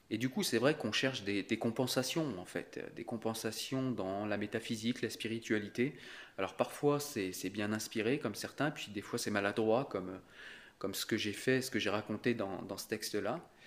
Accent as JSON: {"language": "French", "country": "France", "said": "Je suis français depuis toujours et je suis fier depuis toujours de l'être."}